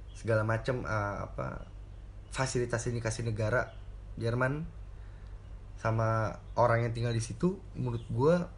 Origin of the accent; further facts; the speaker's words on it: Indonesia; moved away as an adult; also born or lived in Jakarta; now in Germany; gue lahir di Indonesia